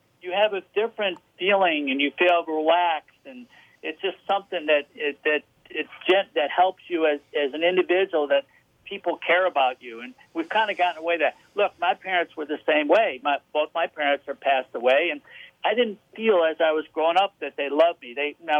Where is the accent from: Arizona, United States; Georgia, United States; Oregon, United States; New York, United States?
New York, United States; Rochester; I grew up in Rochester, New York.